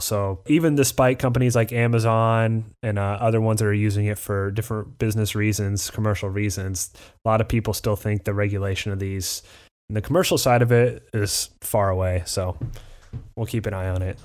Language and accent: English; Midwest, United States; we're both from the Midwest, but we're not Southern enough to get the Southern accent